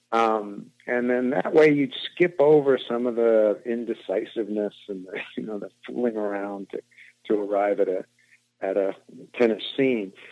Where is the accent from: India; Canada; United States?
India; also born or lived in Indonesia / Africa; So we grew, I grew up in India, Indonesia, and Africa